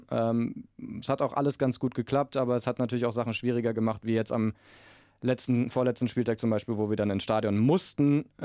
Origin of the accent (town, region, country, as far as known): Berlin, Germany